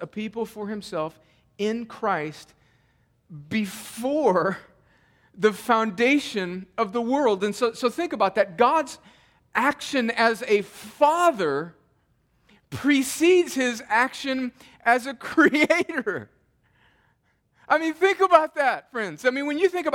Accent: United States; growing up in America

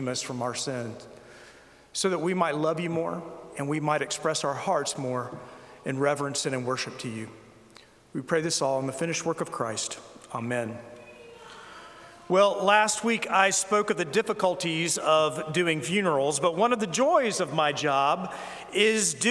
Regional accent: South Carolina, United States; I was from South Carolina

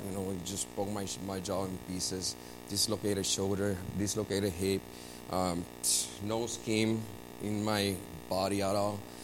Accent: Puerto Rico; I was born and raised in Puerto Rico

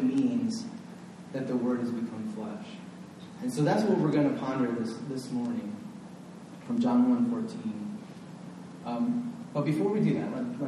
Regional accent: Northwest Ohio, United States; When I was a boy growing up in Northwest Ohio

